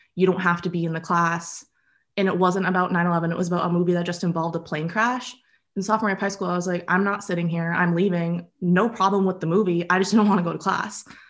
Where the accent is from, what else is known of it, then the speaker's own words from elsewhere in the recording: Acton, Massachusetts, United States; I grew up in Acton with my dad and brother and my mom.